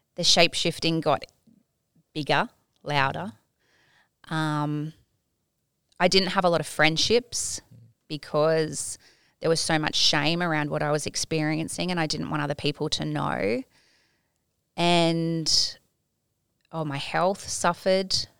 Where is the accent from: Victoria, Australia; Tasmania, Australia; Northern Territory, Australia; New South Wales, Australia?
Tasmania, Australia; now in Gold Coast, Australia; I grew up in Tasmania